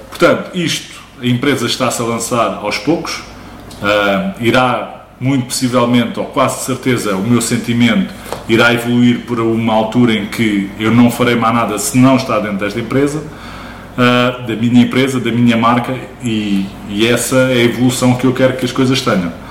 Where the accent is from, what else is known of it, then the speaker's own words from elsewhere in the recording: Barreiro, Setúbal, Portugal; moved away as an adult; also born or lived in Lisbon / United Kingdom; Originalmente do Barreiro, mas nasci em Lisboa, vim para o Barreiro porque os meus pais já cá moravam. Vivi durante grande parte da minha vida no Barreiro